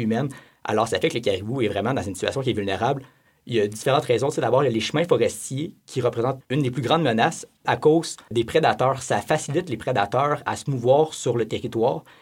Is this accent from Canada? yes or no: yes; Abitibi-Témiscamingue, Quebec, Canada; surtout dans mon coin de pays, en Abitibi-Témiscamingue